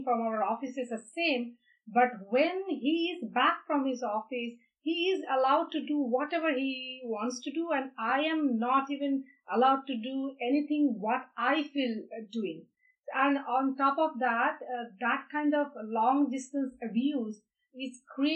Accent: India; moved away; I'm from India

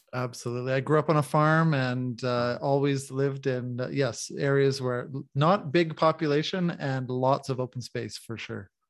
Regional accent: the Canadian Prairies, Canada; moved away as an adult; also born or lived in Manitoba / Saskatchewan; now in Mexico; I'm a Canadian coming from the prairies. Manitoba and Saskatchewan are the provinces I come from on the prairies of Canada.

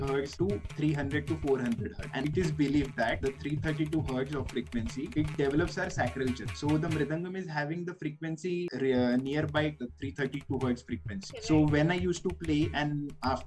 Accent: Nagpur, Maharashtra, India; I'm from Nagpur

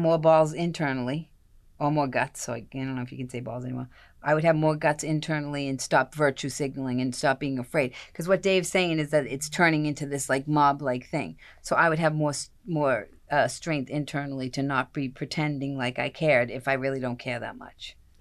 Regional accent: Boston, Massachusetts, United States; I'm from Boston

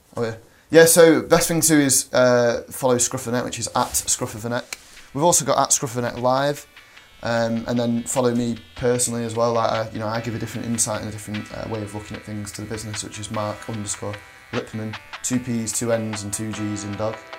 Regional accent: Manchester, North West England, United Kingdom; Manchester, which is mint.

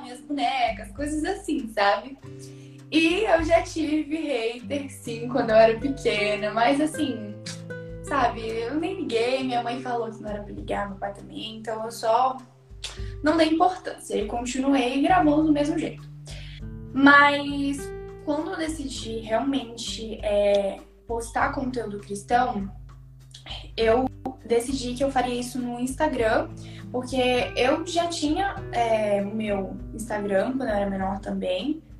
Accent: Espírito Santo, Brazil; eu moro no estado do Espírito Santo, nasci aqui mesmo, sou capixaba

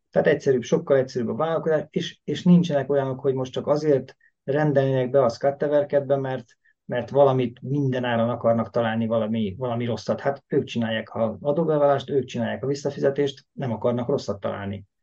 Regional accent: Hungary; moved away as an adult; now in Stockholm, Sweden; Svédországban ugye akár magyarok vagyunk, akár muszlim országból jöttünk, tök mindegy, mi akkor is elvileg idegen bevándorlók vagyunk

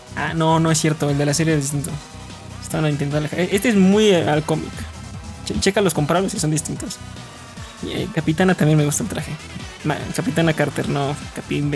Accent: Mexico; somos de México

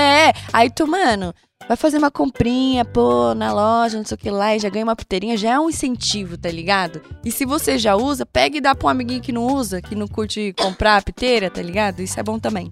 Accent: Brazil; sou caiçara

